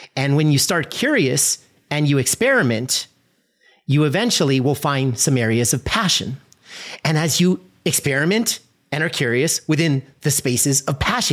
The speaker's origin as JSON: {"language": "English", "region": "California", "country": "United States", "said": "I'm from California"}